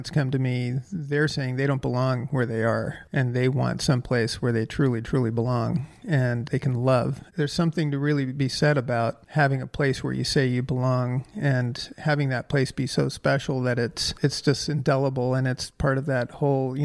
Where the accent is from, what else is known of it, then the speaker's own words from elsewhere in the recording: Los Angeles, California, United States; I grew up in Nichols Canyon area, Laurel Canyon